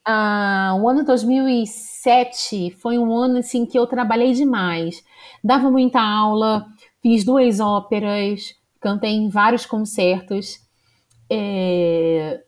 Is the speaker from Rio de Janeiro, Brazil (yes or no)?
yes; Rio de Janeiro, Brazil; eu sou da cidade do Rio mesmo. Eu nasci no bairro Jacaré, hum. É em, na zona norte do Rio de Janeiro